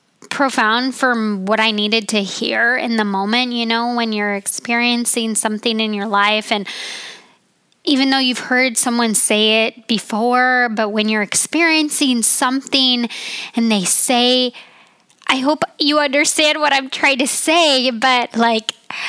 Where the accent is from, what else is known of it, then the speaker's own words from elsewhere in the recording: Utah, United States; also born or lived in Colorado; I call Utah my home state and Colorado.